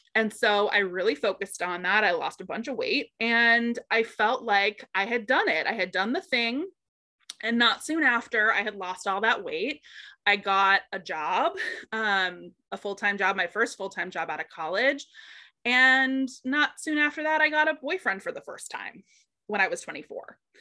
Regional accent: Boston, Massachusetts, United States; I'm originally from Boston, so the Massachusetts area

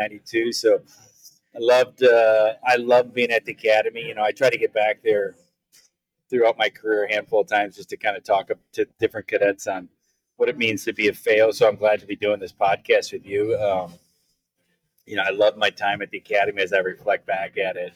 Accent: Eden Prairie, Minnesota, United States; moved away as an adult; I grew up in Minnesota, Eden Prairie, Minnesota

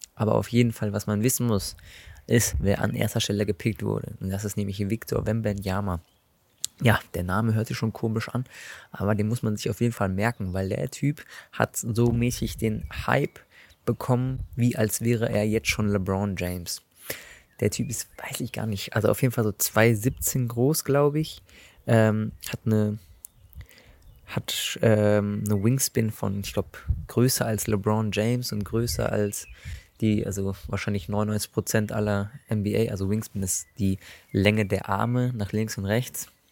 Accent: Germany; als Deutscher

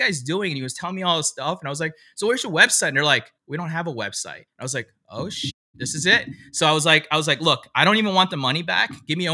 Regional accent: DC area, Maryland, United States; also born or lived in Pennsylvania; now in California, United States; I'm originally from the Maryland, DC area. So I'm not actually from California originally

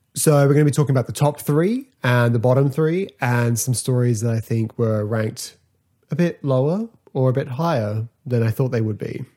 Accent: Australia; I'm from Australia

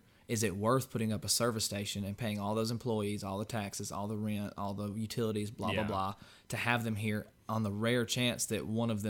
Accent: Georgia, United States; we're from Georgia

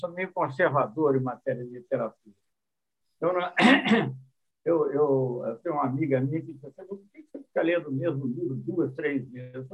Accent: South Korea; Portuguese is a second language; mas eu fiquei fascinado, para falar a verdade, fascinado em tempo, em tempo que eu sendo coreano no assunto.

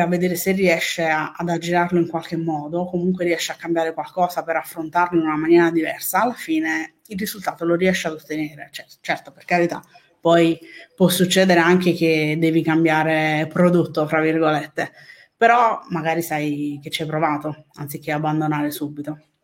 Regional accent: Naples, Campania, Italy; Napoli, però per un quarto sono palermitana.

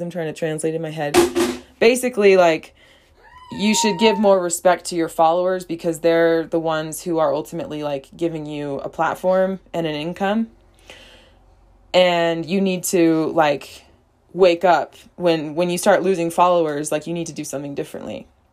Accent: United States; first language English; moved away as an adult; now in Brazil

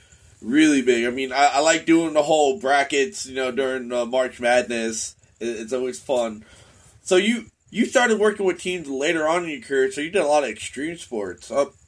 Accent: Tampa, Florida, United States; now in Maine, United States; I live in Maine, but I'm still a hometown follower of my Tampa Bay Buccaneers.

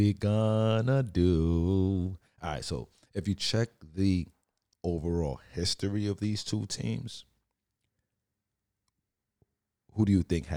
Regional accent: New York City, New York, United States; I'm Brooklyn Tech from Brooklyn

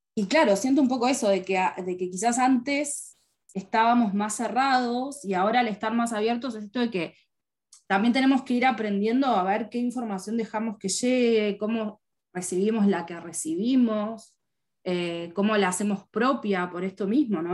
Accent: Uruguay; yo soy uruguaya y vivo en Montevideo

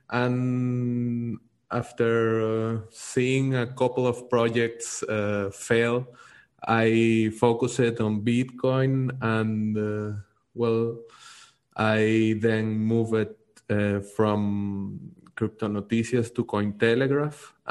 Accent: Venezuela; I'm from Venezuela. I'm uh, currently living in Venezuela. I'm in Caracas.

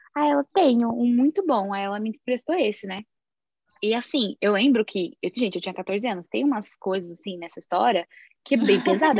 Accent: São Paulo, Brazil; now in New Jersey, United States; eu sou de São Paulo, mas atualmente eu moro em New Jersey, nos Estados Unidos

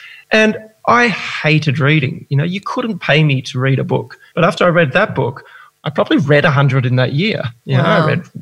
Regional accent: Gold Coast, Queensland, Australia; also born or lived in Melbourne; I was born in Melbourne, raised on the Gold Coast

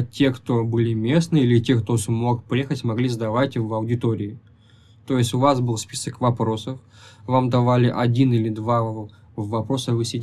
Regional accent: Tyumen, Tyumen Oblast, Russia; moved away as an adult; now in Kazan, Russia

